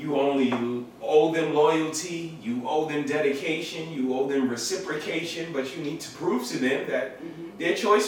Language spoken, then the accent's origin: English; New York City, New York, United States; I'm from Bed-Stuy.